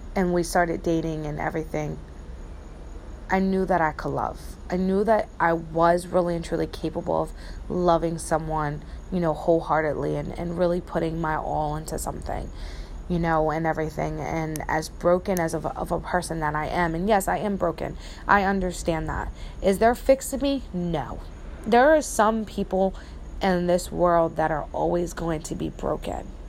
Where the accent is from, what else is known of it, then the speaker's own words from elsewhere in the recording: New Jersey, United States; moved away; where I grew up in Jersey